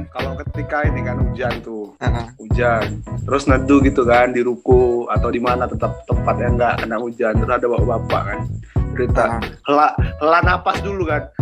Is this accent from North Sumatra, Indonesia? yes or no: yes; Medan, North Sumatra, Indonesia; karena kita juga sebenarnya besar di Medan